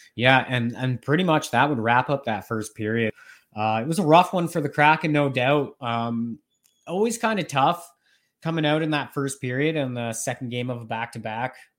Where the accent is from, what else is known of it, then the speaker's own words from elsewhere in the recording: Norwich, Ontario, Canada; moved away; also born or lived in Rocky Mountains; I am back in my hometown, Norwich, Ontario